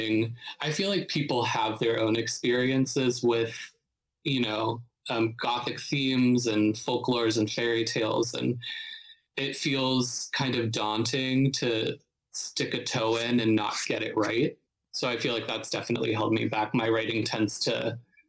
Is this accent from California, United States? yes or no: no; Youngstown, Ohio, United States; moved away as an adult; now in New York City, United States; I'm from Northeast Ohio. So I'm from a smaller city called Youngstown, which is like about an hour south of Cleveland.